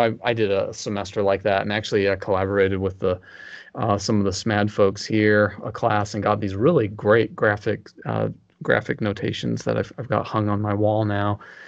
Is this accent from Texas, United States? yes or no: yes; Texas, United States; because I'm from Texas.